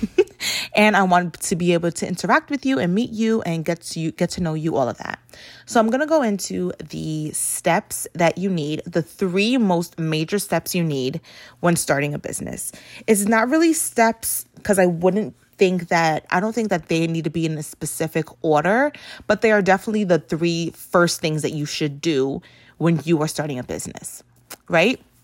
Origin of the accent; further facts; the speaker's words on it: New York City, New York, United States; I grew up in the Bronx